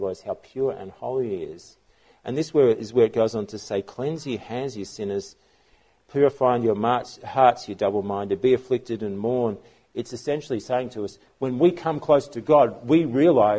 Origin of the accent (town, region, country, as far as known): Australia